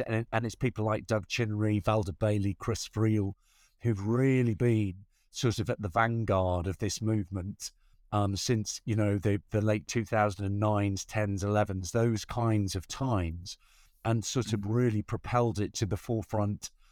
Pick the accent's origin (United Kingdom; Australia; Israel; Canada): United Kingdom; Newcastle upon Tyne, North East England; moved away; I'm from Newcastle upon Tyne